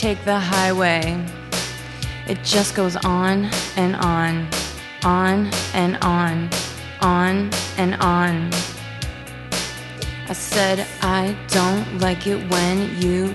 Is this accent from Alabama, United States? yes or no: no; Massachusetts, United States; moved away as an adult; moving back to my hometown